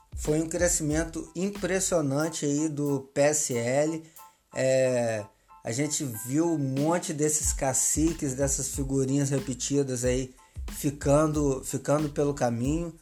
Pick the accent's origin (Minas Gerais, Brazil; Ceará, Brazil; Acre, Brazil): Minas Gerais, Brazil; now in Rio de Janeiro, Brazil; eu como mineiro